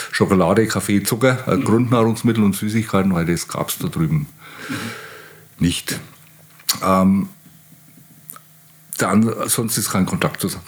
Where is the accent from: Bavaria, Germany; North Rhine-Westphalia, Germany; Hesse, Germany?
Bavaria, Germany; born there; eigentlich immer mehr geschimpft wie Ostpreuß, ostpreußischer Soldat oder Offizier, was mich als gebürtigen Franken dann oft einmal genervt hat.